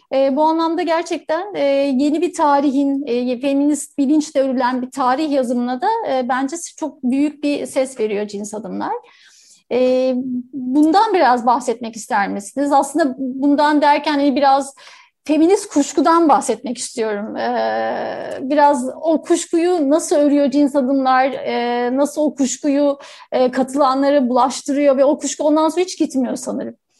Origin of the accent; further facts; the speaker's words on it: Istanbul, Turkey; ben kendimi hep Kadıköylü olarak adlederim ve yani e, neredeyse 16 yaşımdan beri Kadıköylüyüm. E, orada hani ergenliği orada yaşadım